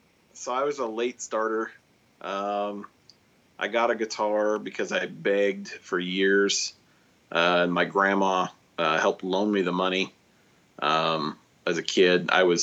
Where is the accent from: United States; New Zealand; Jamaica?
United States; Garden Grove, Iowa; I grew up in South Central Iowa, Garden Grove. So, you know, tiny town.